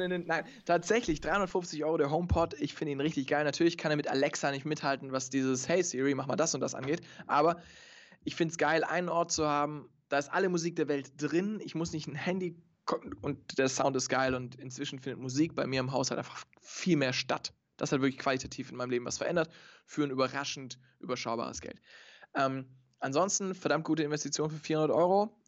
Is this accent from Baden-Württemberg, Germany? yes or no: yes; Stuttgart, Baden-Württemberg, Germany; ich komme aus Stuttgart